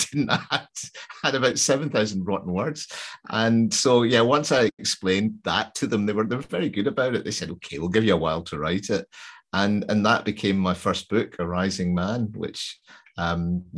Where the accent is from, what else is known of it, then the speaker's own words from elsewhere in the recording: Glasgow, Scotland, United Kingdom; I'm from Glasgow